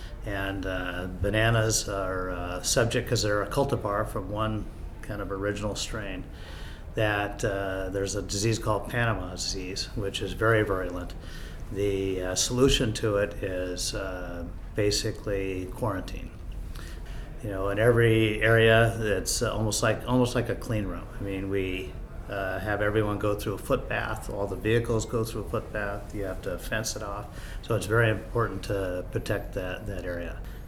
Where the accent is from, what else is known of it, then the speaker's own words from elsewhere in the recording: Philippines; born there; also born or lived in United States; My background, I was born in the Philippines, grew up in the U.S., and then went to high school in the Philippines.